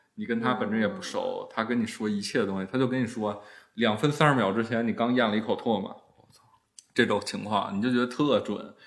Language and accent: Chinese; Beijing, China; 虽然我爸妈是原来是东北人，但是其实他们也是年轻时候就来北京了